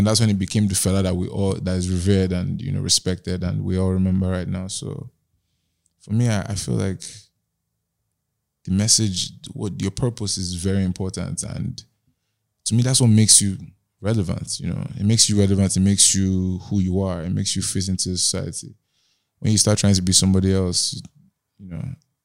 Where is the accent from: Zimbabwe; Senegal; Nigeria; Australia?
Nigeria; Growing up in Nigeria